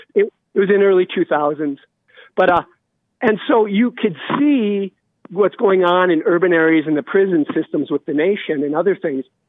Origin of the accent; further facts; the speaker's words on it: Montana, United States; I'm from Montana